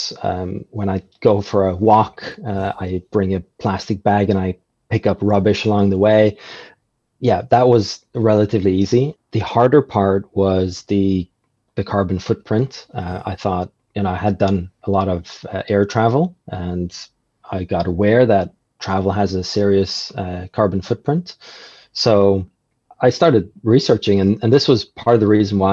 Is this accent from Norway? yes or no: yes; Norway; moved away as an adult; now in New Zealand; I'm from Norway originally, and Norway is an amazing place, but it's very much like a bubble.